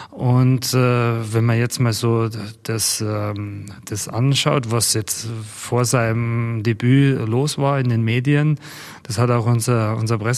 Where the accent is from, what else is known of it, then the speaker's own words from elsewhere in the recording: Bavaria, Germany; Wir kommen aus Bayern